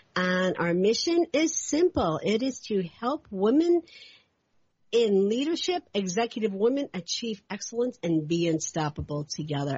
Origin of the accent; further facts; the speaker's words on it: Louisville, Kentucky, United States; moved away; also born or lived in Northeast United States; I'm from from Kentucky, Louisville, Kentucky. I spent a lot of my time in the Northeast